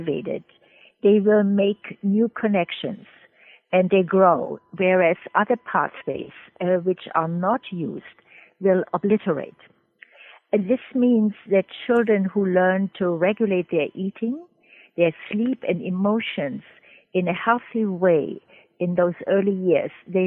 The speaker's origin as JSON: {"language": "English", "country": "Germany", "also_born_or_lived": "Trinidad", "moved": "as an adult", "lives_now": "United States", "said": "I'm originally from Germany"}